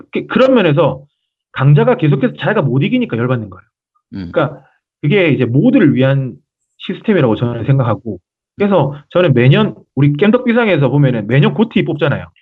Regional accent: South Korea; 그 한국인으로서

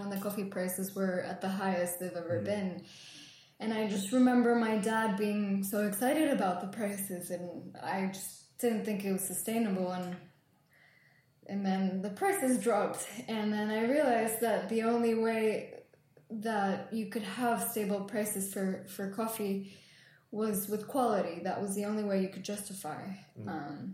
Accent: Guatemala; moved away; also born or lived in London; I grew up in Guatemala, and my family have had a coffee farm for 4 generations

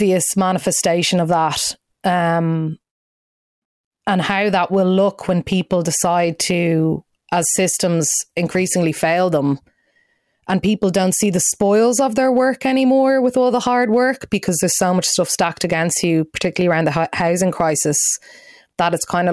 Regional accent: Ireland

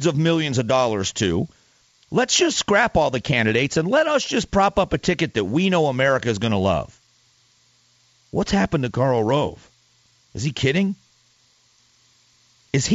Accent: Florida, United States; moved away as an adult; now in Arizona, United States; I grew up in Florida, where the Cuban, the Mariel Cuban boat lifts happened

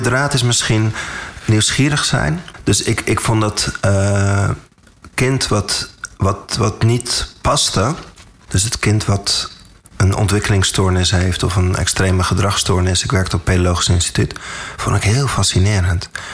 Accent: Amstelveen, North Holland, Netherlands; also born or lived in Saudi Arabia; Daarna ben ik hier, waar wij nu zitten, we zitten in Amstelveen, ben ik op een basisschool terechtgekomen

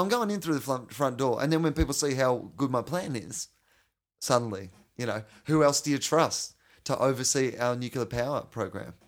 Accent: Australia

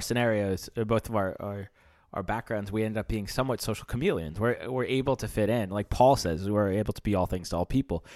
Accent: United States; moved away; I grew up in America. I grew up getting baseball cards.

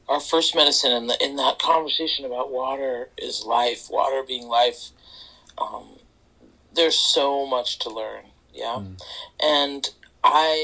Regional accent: Woodstock, New York, United States; also born or lived in Kingston, New York; I grew up here in Woodstock

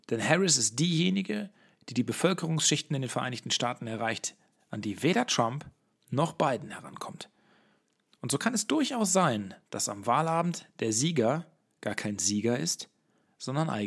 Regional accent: Herne, North Rhine-Westphalia, Germany; Bei der Bordsteinkante sprechen wir über die politischen Entwicklungen in meiner Heimatstadt Herne, wo wir einige Wochen nach der Kommunalwahl nun Corona-Hotspot sind

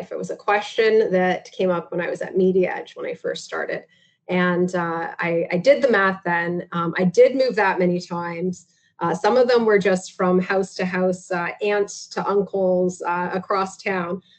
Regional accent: Listowel, Ontario, Canada; also born or lived in Mount Forest / Tillsonburg; Listowel, Listowel, Mount Forest, uh, and Tillsonburg would be the, the the big three from my childhood for sure.

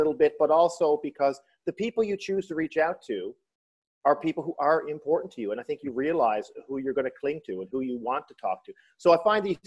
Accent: St. John's, Newfoundland and Labrador, Canada; I am in St. John's, Newfoundland, land of my birth, right downtown

